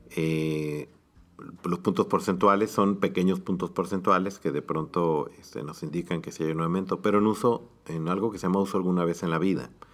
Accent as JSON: {"language": "Spanish", "country": "Mexico", "said": "como población mexicana"}